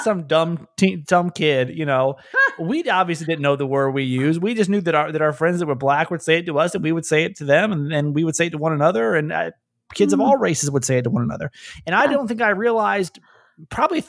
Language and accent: English; Atlanta, Georgia, United States; I grew up in Atlanta